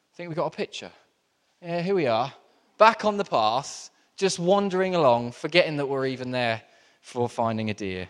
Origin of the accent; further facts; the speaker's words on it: Southampton, South East England, United Kingdom; moved away; I grew up in Southampton, which is really close to the New Forest.